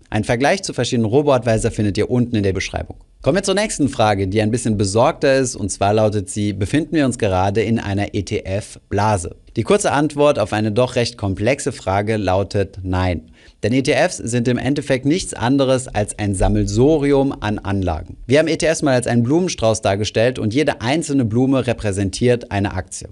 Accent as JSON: {"language": "German", "country": "Germany", "said": "bei uns in Deutschland"}